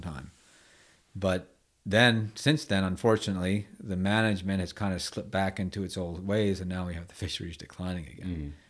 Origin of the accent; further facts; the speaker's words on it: United States; growing up in Chesapeake Bay Area, Bay Area in the '70s